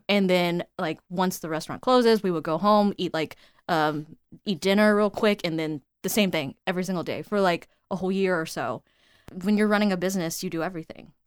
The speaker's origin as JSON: {"language": "English", "town": "Houston", "region": "Texas", "country": "United States", "tie": "born or raised there", "moved": "as an adult", "said": "found my way back to my hometown"}